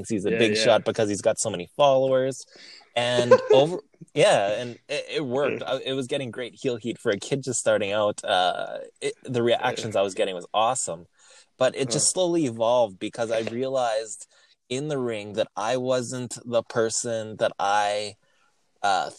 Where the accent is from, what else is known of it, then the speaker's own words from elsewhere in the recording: Winnipeg, Manitoba, Canada; I'm from Winnipeg. That's Winnipeg, Manitoba, Canada